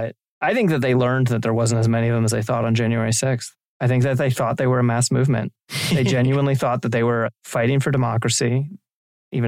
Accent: Maryland, United States; moved away; I'm originally from Maryland

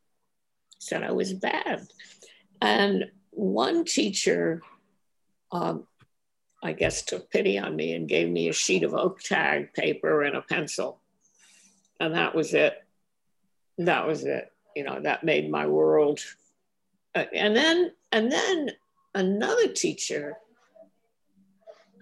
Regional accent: New York City, New York, United States; also born or lived in Brooklyn, New York; I moved when I was 1 or 2 years old to Manhattan. I mean, my parents moved to Manhattan, and I grew up in Washington Heights.

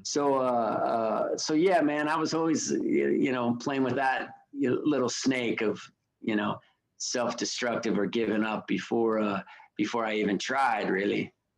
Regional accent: Reno, Nevada, United States; I grew up in in Reno

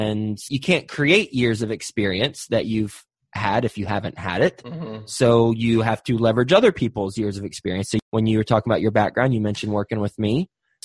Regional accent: Texas, United States; I'm from Texas

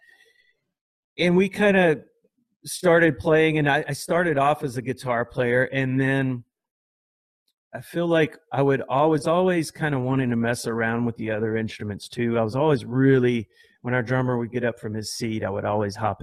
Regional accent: Louisiana, United States; my small town that I grew up in Louisiana

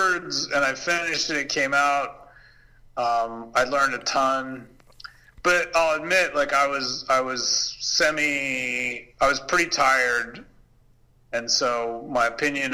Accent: Canada; moved away as an adult; also born or lived in Paris; for years growing up in Canada, I was like, I learned French.

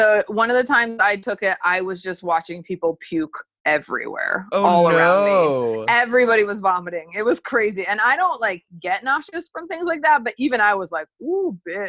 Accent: San Francisco, California, United States; moved away; I'm from San Francisco originally, the San Francisco Bay Area.

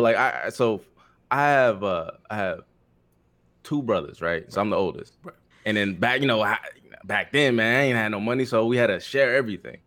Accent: Philippines; English is a second language; moved away; I was born overseas in the Philippines

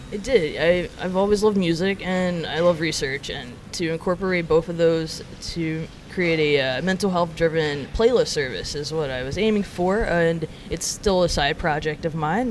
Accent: Montgomery, Alabama, United States; moved away as an adult; now in New York, United States; being born and raised in Alabama

